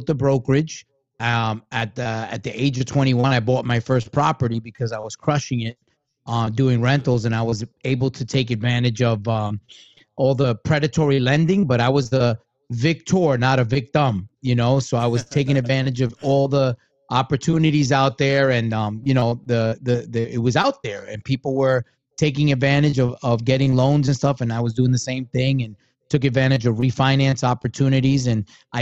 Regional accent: New York City, New York, United States; also born or lived in Tampa Bay area; I grew up in Brooklyn

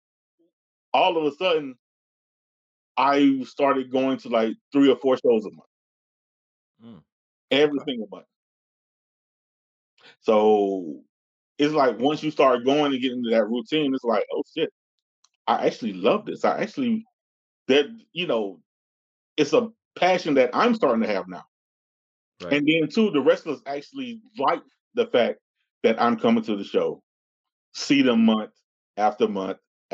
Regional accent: Atlanta, Georgia, United States; I'm actually from Atlanta

